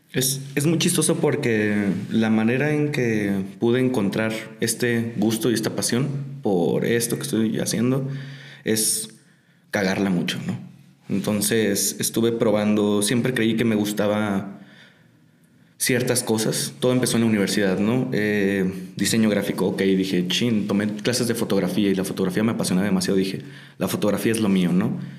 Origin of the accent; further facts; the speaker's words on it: Tijuana, Baja California, Mexico; soy de Tijuana. Allá estoy viviendo